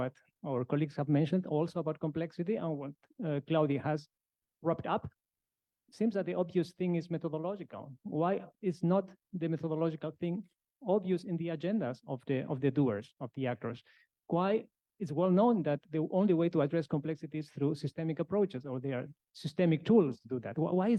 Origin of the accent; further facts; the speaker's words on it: Kaiserslautern, Rhineland-Palatinate, Germany; also born or lived in Bonn; I come from Kaiserslautern and Bonn.